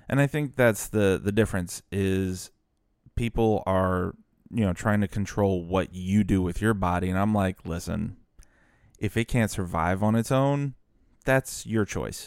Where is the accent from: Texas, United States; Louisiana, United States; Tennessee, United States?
Louisiana, United States; New Orleans; I grew up in the New Orleans metro area